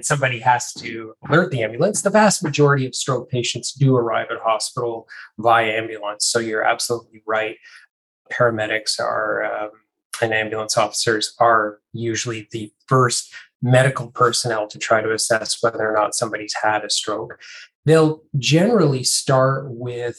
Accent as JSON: {"language": "English", "country": "Canada", "also_born_or_lived": "Melbourne, Australia", "moved": "as an adult", "lives_now": "Sydney, Australia", "said": "I'm Canadian originally"}